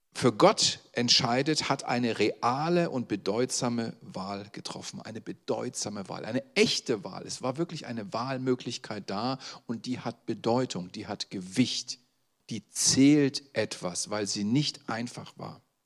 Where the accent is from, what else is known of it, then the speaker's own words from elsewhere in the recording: Saxony, Germany; das sage ich als Sachse